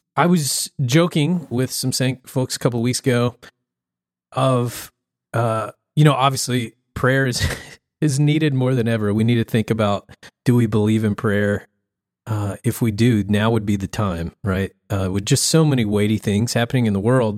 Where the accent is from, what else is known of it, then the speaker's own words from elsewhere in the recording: the South, United States; I grew up in the South